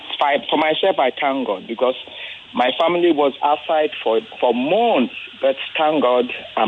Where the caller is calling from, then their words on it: Ikorodu, Lagos, Nigeria; Yes, I'm calling right from Ijede, Ikoroduye.